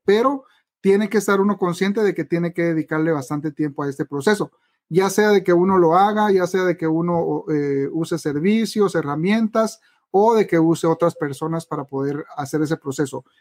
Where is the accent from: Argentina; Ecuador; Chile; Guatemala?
Guatemala; en mi país, Guatemala